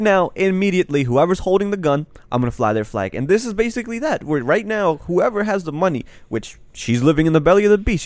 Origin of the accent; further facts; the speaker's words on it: Pakistan; now in United States; I'm Pakistani